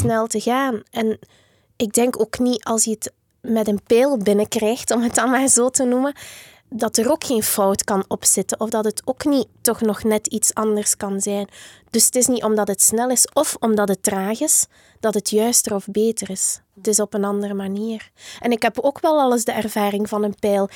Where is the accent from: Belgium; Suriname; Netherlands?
Belgium; Diksmuide, Flanders; Ik ben opgegroeid in Dixmuiden